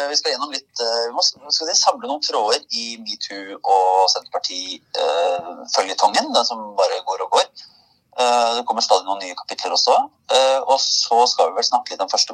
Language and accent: Norwegian; Oslo, Norway; fra Oslo